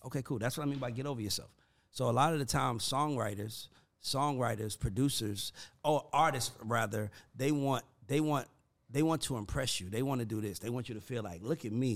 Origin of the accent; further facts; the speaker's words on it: College Park, Georgia, United States; I'm not country and I'm from College Park